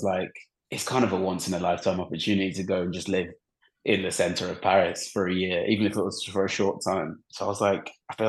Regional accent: England, United Kingdom; especially growing up in England, you're very comfortable, like around the language, around everything, like you're fine.

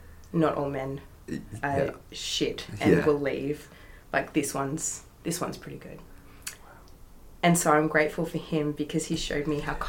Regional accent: New South Wales, Australia; now in Western Australia, Australia; I've got some on the other side of the country because I'm from New South Wales.

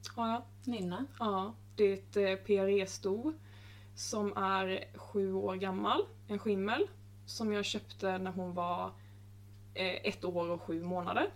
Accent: Småland, Sweden; jag är smålänning som ni hör

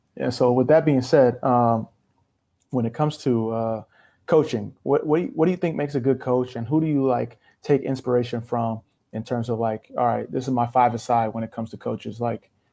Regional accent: Sacramento, California, United States; I'm from Sac.

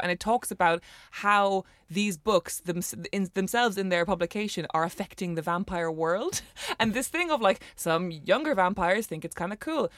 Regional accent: Cork, Munster, Ireland; we're both from Cork City

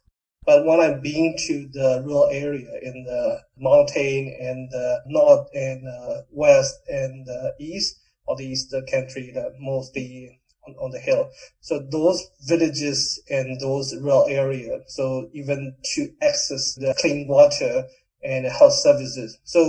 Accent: Mandalay, Mandalay Region, Myanmar; I was born and raised in Mandalay. It is kind of the city in the central of Myanmar.

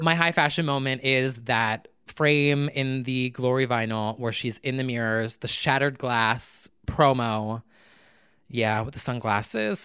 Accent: New Jersey, United States; born and raised in New Jersey

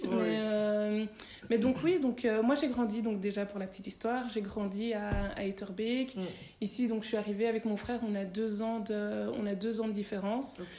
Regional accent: Belgium; also born or lived in Congo; moi, je, je suis née au Congo, mhm. mais je suis venue ici en Belgique quand j'avais 8 mois.

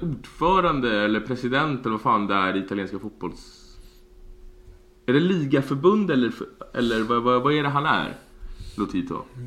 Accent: Sweden; vi här hemma i Sverige

